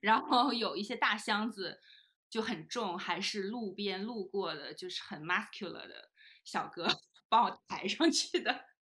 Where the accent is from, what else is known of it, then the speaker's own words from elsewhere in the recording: Northeast China, China; moved away as an adult; also born or lived in United Kingdom; 比如说卧室要朝南，就可能是我家，就是东北人的需求